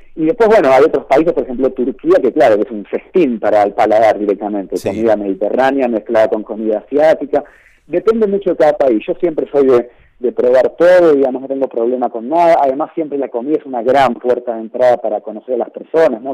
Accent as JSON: {"language": "Spanish", "country": "Argentina", "said": "soy argentino"}